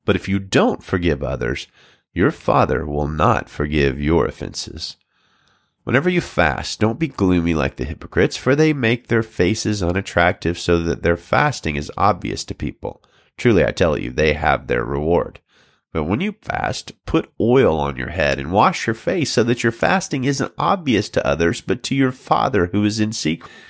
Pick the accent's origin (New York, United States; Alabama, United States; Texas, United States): Alabama, United States; now in Salinas, United States; I'm from Alabama originally, but I pastor Valley Baptist Church in Salinas, California